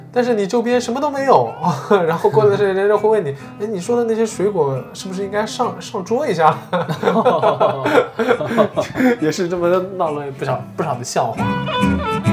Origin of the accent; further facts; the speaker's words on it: Shanghai, China; 我们中国人或者说上海人